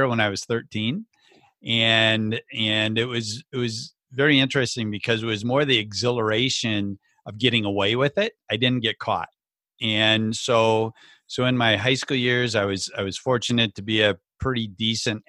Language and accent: English; rural southwestern Minnesota, United States; also born or lived in Le Mars, Iowa; grew up in the great state of Minnesota.